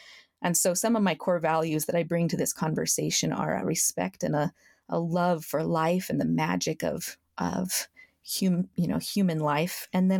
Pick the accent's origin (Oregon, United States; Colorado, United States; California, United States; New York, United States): Colorado, United States; now in Utah, United States; We grew up in Colorado, but I live in Utah now with my husband and three children.